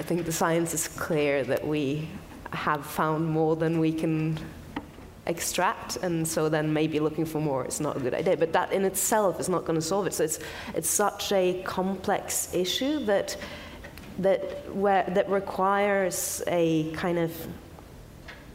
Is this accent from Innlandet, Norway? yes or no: no; Bergen, Vestland, Norway; Bergen, which is my hometown in Norway